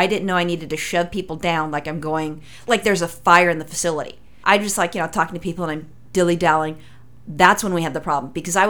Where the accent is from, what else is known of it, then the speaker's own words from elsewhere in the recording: California, United States; I'm from California and a native Californian